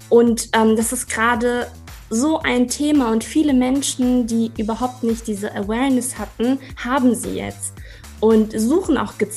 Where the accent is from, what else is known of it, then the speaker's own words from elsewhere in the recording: Kassel, Hesse, Germany; now in Marburg, Germany; Ähm, ich komme aus Kassel, bin auch in Kassel zur Schule gegangen und bin eben jetzt für die Promotion äh, nach Marburg gezogen.